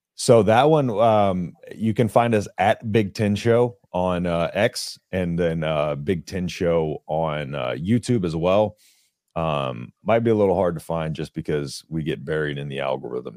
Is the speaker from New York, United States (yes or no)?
no; Texas, United States; I grew up in Texas, so I was in Longhorn territory, but my my family's from Nebraska